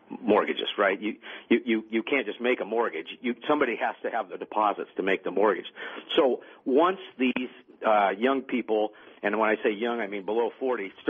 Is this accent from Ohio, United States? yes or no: no; Washougal, Washington, United States; I was near my hometown in southern Washington